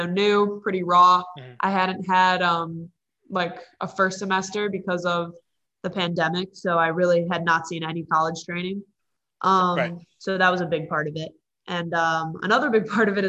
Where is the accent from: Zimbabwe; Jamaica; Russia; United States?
United States; Illinois; moved away; I'm from Illinois